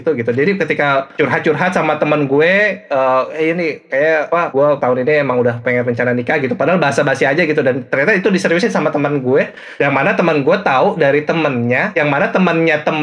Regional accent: Cimahi, West Java, Indonesia; gue dari Cimahi Cimahi boleh boleh dari Cimahai

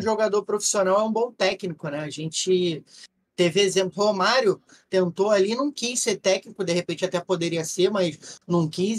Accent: Rio de Janeiro, Brazil; a gente é carioca

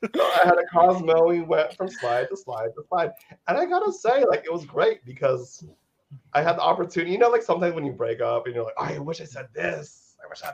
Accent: United States; now in Los Angeles, United States; I'm Filipino American. So I was born in the states

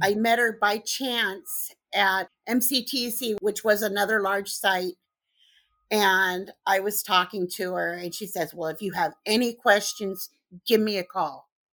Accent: Southern California, United States; moved away as an adult; also born or lived in Missouri; I'm originally from Southern California

